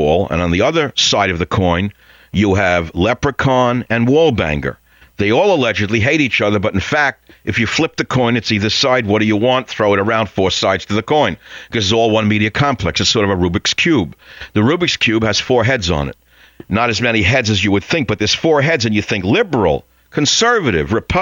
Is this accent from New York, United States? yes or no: yes; New York City, New York, United States; my hometown, New York City